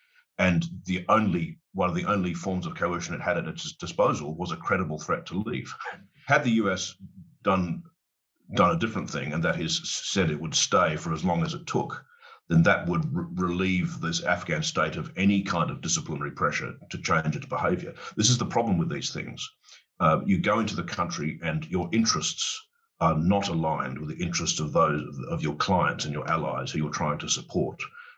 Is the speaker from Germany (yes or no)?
no; Australia; also born or lived in United Kingdom; let me tell you where I come at this from as an Australian as well as a Brit. I've got both passports.